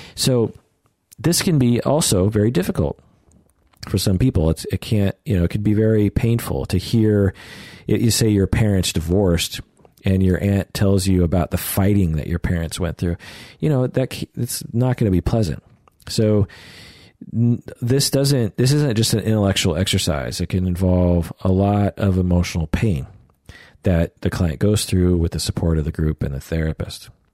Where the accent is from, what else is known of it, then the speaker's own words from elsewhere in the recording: Sammamish, Washington, United States; I grew up in Sammamish, which was called Issaquah at the time